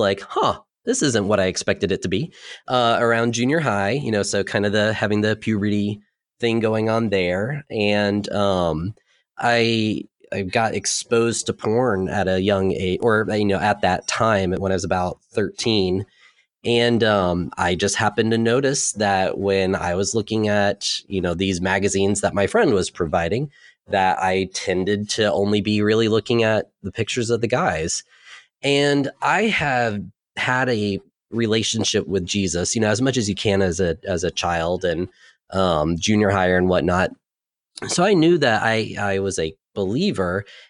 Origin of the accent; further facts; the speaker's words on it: Jacksonville, Florida, United States; also born or lived in Southeast United States; So I moved every 2 years, but I've been in Jacksonville since 1989. And so that's more or less my hometown, but I've lived sporadically around the Southeast.